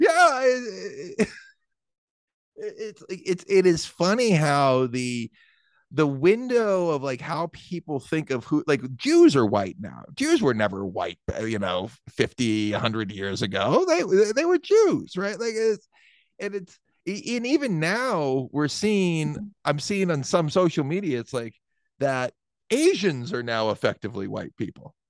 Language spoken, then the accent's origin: English; southern New Hampshire, United States; I grew up in New Hampshire